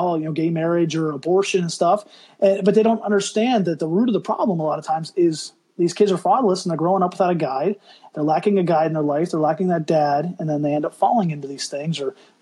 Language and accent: English; Pennsylvania, United States; We grew up in Pennsylvania